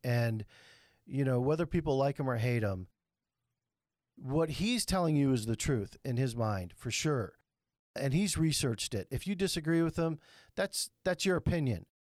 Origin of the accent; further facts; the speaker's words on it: New York City, New York, United States; I grew up in the Bronx or Brooklyn or whatever, you know, a Jewish kid that just beat the shit out of everybody